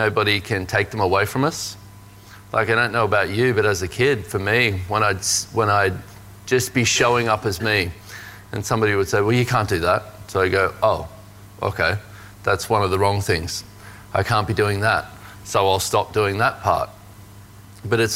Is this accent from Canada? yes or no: no; Australia; growing up in Australia as a man